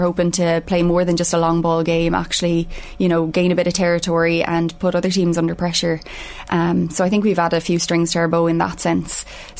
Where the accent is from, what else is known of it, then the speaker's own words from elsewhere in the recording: Ireland; we're hoping that we bring that as part of being Irish